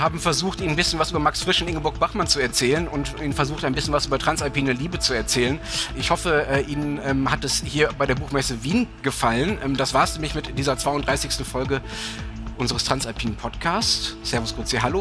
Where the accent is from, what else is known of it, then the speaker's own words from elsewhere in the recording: Germany; ich als Deutscher